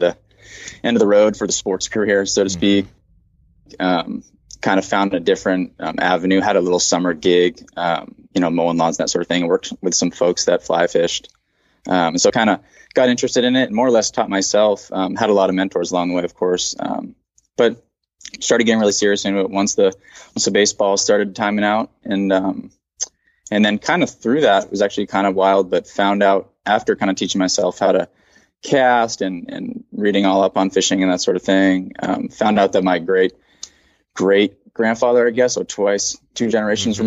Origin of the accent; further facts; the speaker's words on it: Bar Harbor, Maine, United States; moved away; I'm from Maine, Bar Harbor, Maine